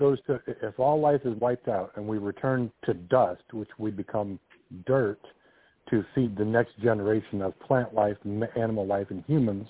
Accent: Midwest, United States; moved away; most of my life I spent out in the Midwest, flatland, nothing but cornfield.

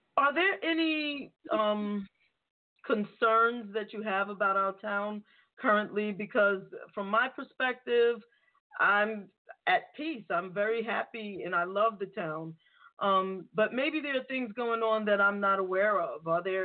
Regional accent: New York City, New York, United States; now in Franklin Township, United States; I'm from New York City.

